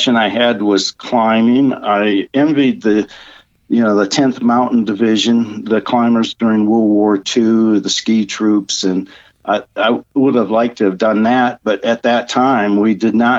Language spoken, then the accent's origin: English; Howard City, Michigan, United States; moved away as an adult; I grew up in Lower Peninsula of Michigan, the western side, a place called Howard City, and basically Montcalm County